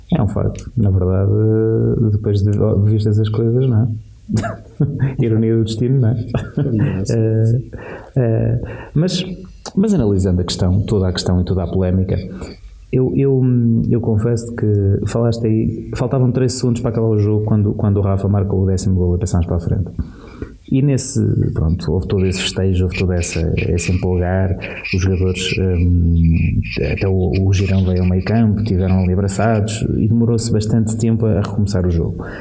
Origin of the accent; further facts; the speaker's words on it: Portugal; sou português